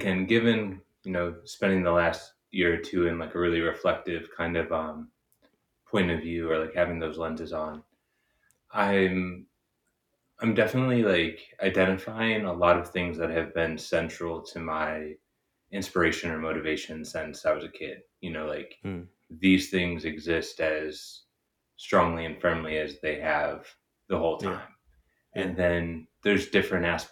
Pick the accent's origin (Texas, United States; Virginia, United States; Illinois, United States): Illinois, United States; Chicago; moved away as an adult; now in Los Angeles, United States; I've been living in Los Angeles, but I'm from Chicago originally